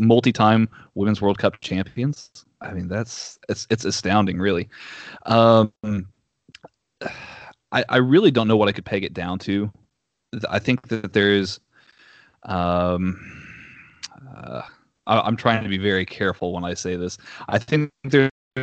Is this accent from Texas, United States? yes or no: yes; Austin, Texas, United States; accent: Southern; My hometown, Austin